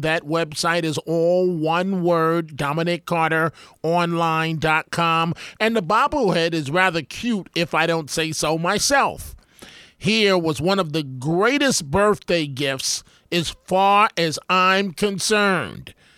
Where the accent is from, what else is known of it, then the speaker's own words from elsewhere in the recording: New York City, New York, United States; my life growing up in New York City